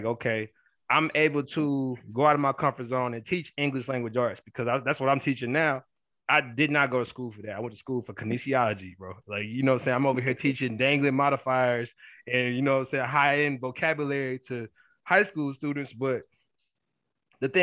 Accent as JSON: {"language": "English", "town": "Killeen", "region": "Texas", "country": "United States", "tie": "born or raised there", "also_born_or_lived": "Abilene", "moved": "as an adult", "said": "It was my hometown"}